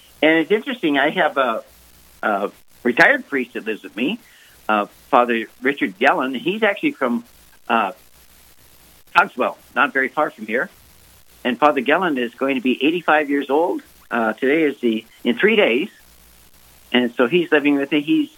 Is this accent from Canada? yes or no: no; Ireland; And I'm Irish.